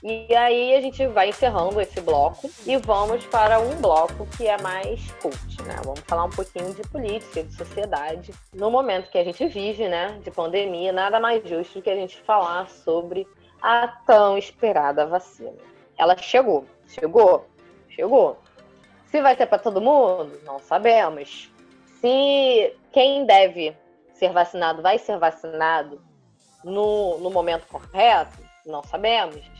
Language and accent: Portuguese; Brazil; a gente é brasileiro